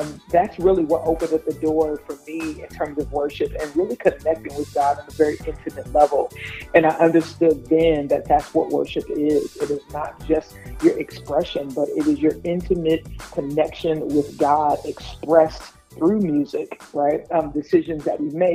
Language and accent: English; New York City, New York, United States; I'm originally from Brooklyn, New York.